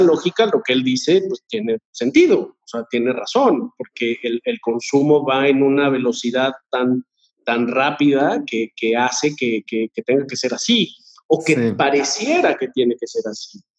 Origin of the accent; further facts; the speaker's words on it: Querétaro, Mexico; moved away as an adult; now in Mexico City, Mexico; nací aquí en la Ciudad de México, pero me, bueno, nos fuimos a vivir allá cuando yo tendría, no sé, tres años. Okay. Y vivía allá, o sea, crecí de los tres a los, a los, pues, veinte, más o menos